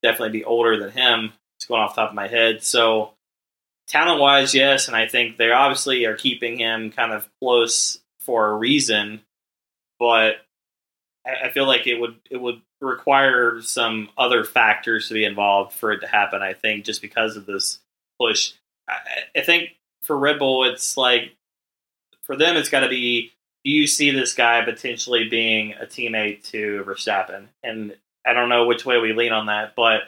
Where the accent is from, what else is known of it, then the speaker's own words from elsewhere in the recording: United States; as an American